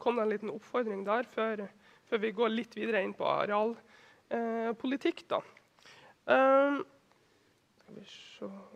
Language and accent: Norwegian; Vefsn, Nordland, Norway; Nå kommer jeg fra Vefsn kommune i Nordland.